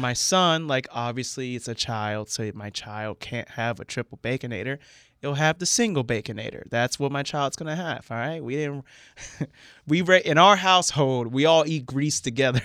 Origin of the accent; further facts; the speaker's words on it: central Florida, United States; moved away as an adult; also born or lived in Seattle area; now in Seattle, United States; I grew up in Florida